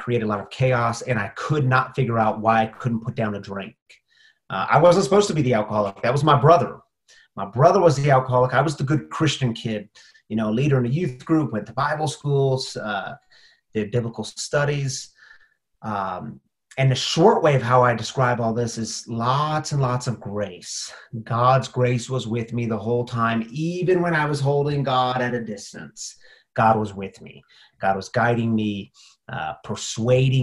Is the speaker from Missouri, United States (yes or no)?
yes; St. Louis and Lake of the Ozarks, Missouri, United States; also born or lived in Springfield, Missouri; I grew up in some in St. Louis and then some in Lake of the Ozarks